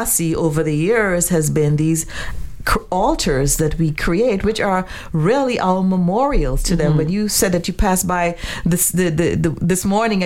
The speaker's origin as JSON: {"language": "English", "country": "Trinidad & Tobago", "tie": "born or raised there", "said": "I grew up in Trinidad"}